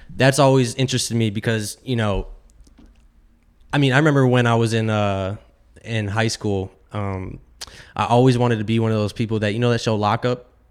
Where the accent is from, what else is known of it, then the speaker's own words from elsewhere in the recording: Florida, United States; growing up in Florida, my childhood was totally different